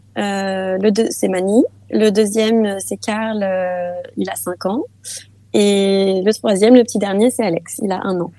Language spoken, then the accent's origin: French; France; moved away as an adult; now in Denmark; je suis française, mais mon père est danois